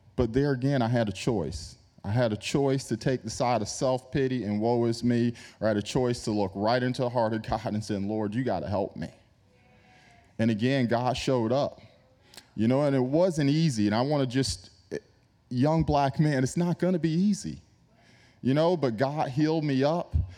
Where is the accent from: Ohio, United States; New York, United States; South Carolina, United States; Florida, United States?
New York, United States; I grew up in New York